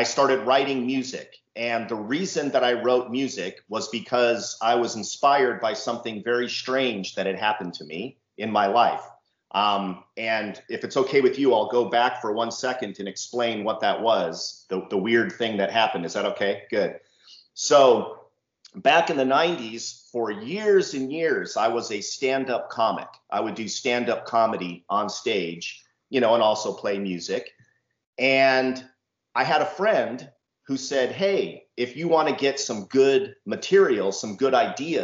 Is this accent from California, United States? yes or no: yes; San Diego, California, United States; now in Temecula, United States; I'm from California. I've lived here my entire life. So that is specifically San Diego, California. That's where I grew up